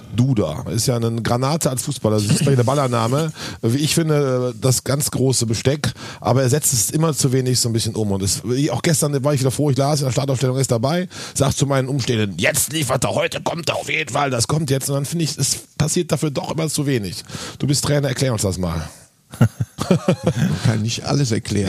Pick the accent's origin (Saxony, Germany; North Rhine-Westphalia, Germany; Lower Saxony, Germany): North Rhine-Westphalia, Germany; Cologne; Ich bin in Köln geboren